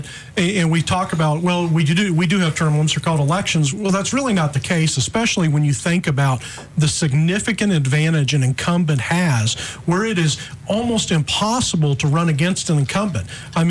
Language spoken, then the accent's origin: English; New Mexico, United States; now in Alabama, United States; So I grew up in New Mexico, went to college in Pensacola, Christian College.